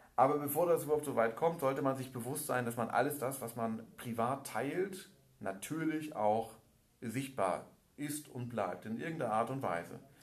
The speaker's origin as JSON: {"language": "German", "region": "Hamburg", "country": "Germany", "tie": "born or raised there", "said": "Ich bin äh, gebürtiger Hamburger"}